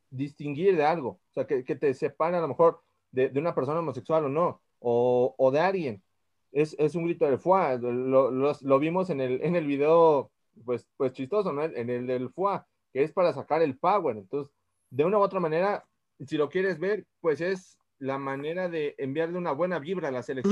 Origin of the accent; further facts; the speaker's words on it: Mexico; somos mexicanos